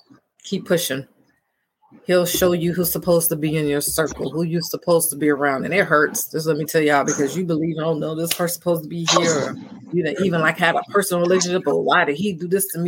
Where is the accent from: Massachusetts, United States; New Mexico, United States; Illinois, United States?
Illinois, United States; Chicago; moved away; That's where I'm from, guys. I'm from Chicago, Illinois.